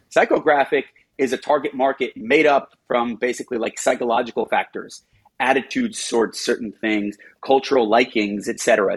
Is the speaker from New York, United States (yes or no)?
yes; New York, United States; I'm a New Yorker